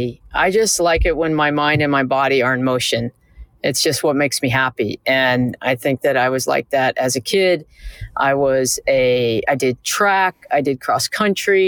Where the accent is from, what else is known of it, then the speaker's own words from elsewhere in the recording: Atlanta, Georgia, United States; also born or lived in New Jersey; I was fifth generation Atlanta. So we moved to Atlanta when I was four, five